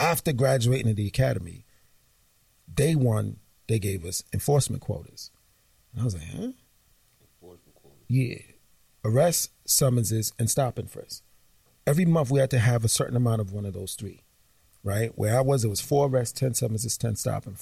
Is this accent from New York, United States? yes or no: yes; New York City, New York, United States; growing up in Flatbush, Brooklyn in the 90s